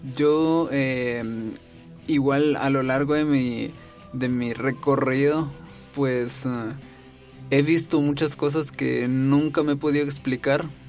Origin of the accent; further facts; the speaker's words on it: Jalapa, Guatemala; yo soy de Jalapa, de un municipio de Jalapa